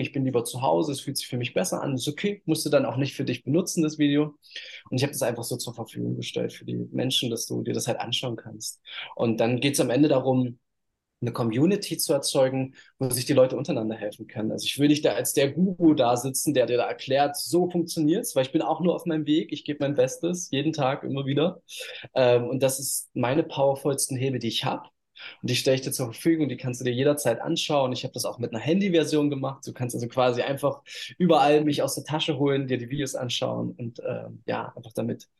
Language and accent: German; Halle, Saxony-Anhalt, Germany; moved away as an adult; also born or lived in Bali, Indonesia; now in Uluwatu, Indonesia; ich bin in Halle Neustadt groß geworden